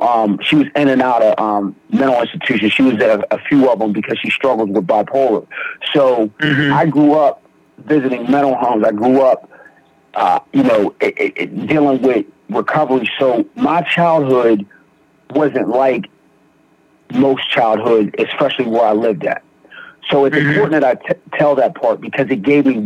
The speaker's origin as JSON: {"language": "English", "area": "Beaver County", "region": "Western Pennsylvania", "country": "United States", "tie": "born or raised there", "said": "I grew up, I'm from Beaver County, small area, small town."}